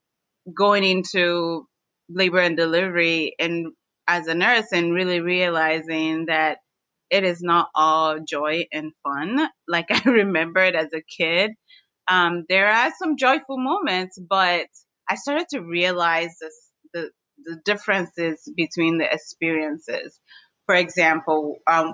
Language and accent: English; Washington, District of Columbia, United States; I grew up in the District of Columbia